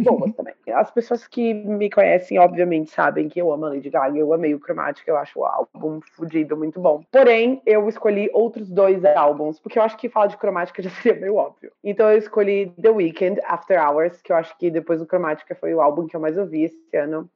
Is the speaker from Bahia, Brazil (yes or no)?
yes; Salvador, Bahia, Brazil; Eu, como baiana soteropolitana